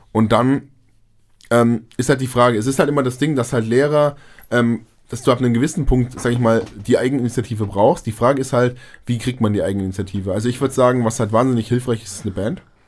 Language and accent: German; near Munich, Bavaria, Germany; wir kommen ja aus Bayern in der Nähe von München